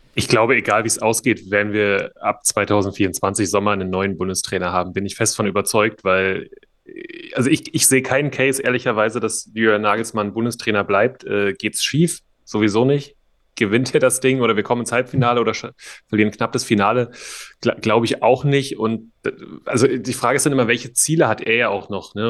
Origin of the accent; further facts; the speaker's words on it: Berlin, Germany; also born or lived in Dresden; bin gebürtiger Dresdner zwar, aber bin in Berlin aufgewachsen